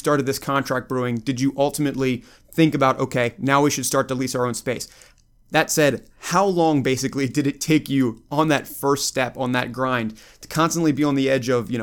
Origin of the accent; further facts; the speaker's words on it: Baltimore, Maryland, United States; now in Virginia, United States; I grew up in Baltimore. I now live in Virginia